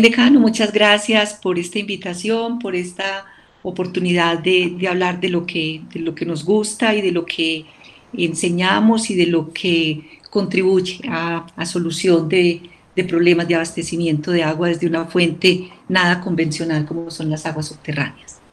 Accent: El Carmen de Viboral, Antioquia, Colombia; yo soy de un municipio del oriente antioqueño, yo soy del Carmen de Viboral, eh, y en la época en la que yo era pequeña y todavía vivíamos allá

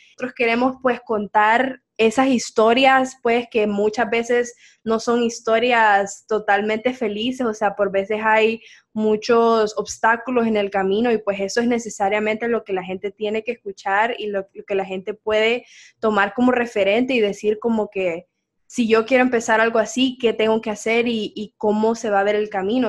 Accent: San Pedro Sula, Cortés, Honduras; moved away as an adult; now in Boston, United States; yo nací aquí en Honduras, en San Pedro Sula

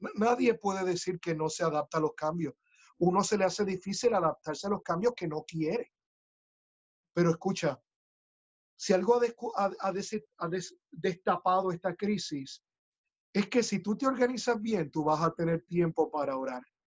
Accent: Puerto Rico; ingeniosos somos los boricuas

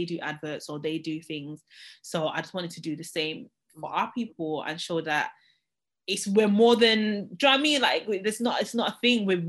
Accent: Manchester, North West England, United Kingdom; moved away as an adult; I'm from Manchester originally

